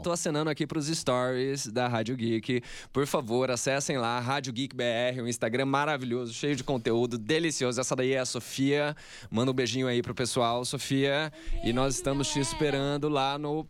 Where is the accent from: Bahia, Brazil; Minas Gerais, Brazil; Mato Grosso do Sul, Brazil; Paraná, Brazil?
Mato Grosso do Sul, Brazil; Campo Grande; moved away as an adult; now in São Paulo, Brazil; eu sou do Mato Grosso do Sul